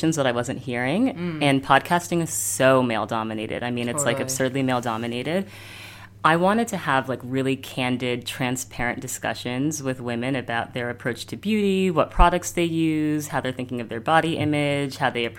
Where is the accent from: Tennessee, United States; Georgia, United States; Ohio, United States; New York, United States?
New York, United States; New York City; I am 28 and I grew up here in the city.